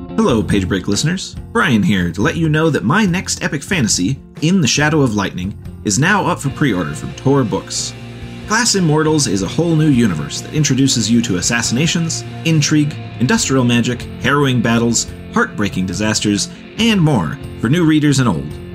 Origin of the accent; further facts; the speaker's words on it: Ohio, United States; I grew up in the Midwest in Ohio